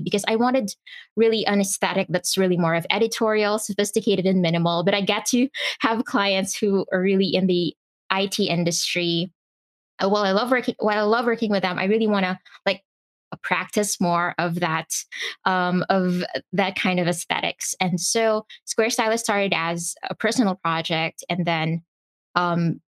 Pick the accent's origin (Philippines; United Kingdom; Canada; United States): Philippines; I am from the Philippines.